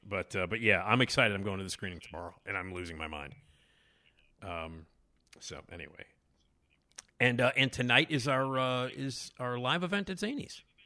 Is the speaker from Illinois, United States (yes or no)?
yes; Chicago, Illinois, United States; I grew up here in Chicago